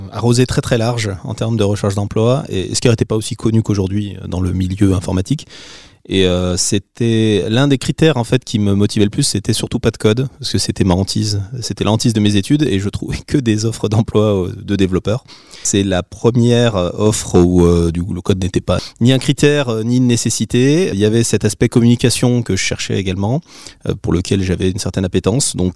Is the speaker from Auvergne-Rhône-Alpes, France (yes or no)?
yes; Saint-Étienne, Auvergne-Rhône-Alpes, France; Je suis revenu ensuite m'installer dans la région stéphanoise, parce que je suis originaire de Saint-Étienne.